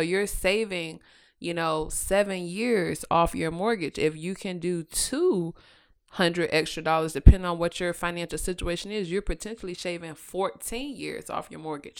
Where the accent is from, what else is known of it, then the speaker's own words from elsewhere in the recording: Virginia, United States; I am born and raised in Virginia